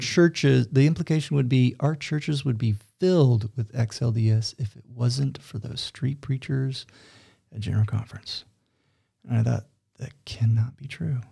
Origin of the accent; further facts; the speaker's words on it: Fort Worth, Texas, United States; accent: Texas; moved away as an adult; now in Utah, United States; my Texas accent was still thick